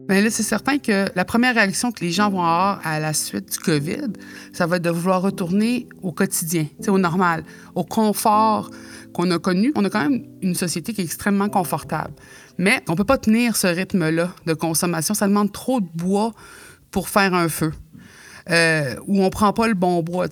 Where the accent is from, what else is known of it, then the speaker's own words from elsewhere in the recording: Mingan, Quebec, Canada; je viens de Mingan, je suis nous de, la basse côte nord